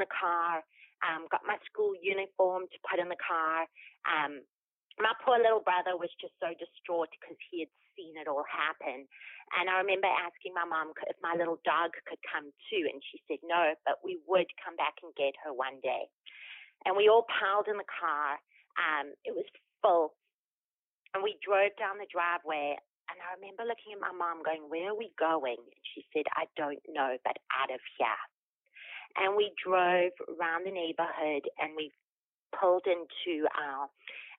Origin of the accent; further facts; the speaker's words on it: Durban, KwaZulu-Natal, South Africa; moved away; you hear the funny accent. I was born in Durban, South Africa. I had a great family, neighborhood, and school